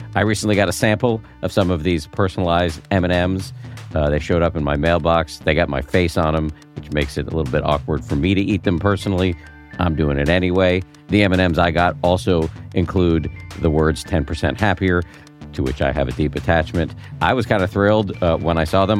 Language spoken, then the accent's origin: English; Newton, Massachusetts, United States; I grew up in Newton, right outside of Boston.